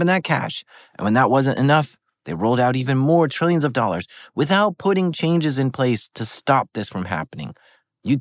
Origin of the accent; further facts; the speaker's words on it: United States; As an American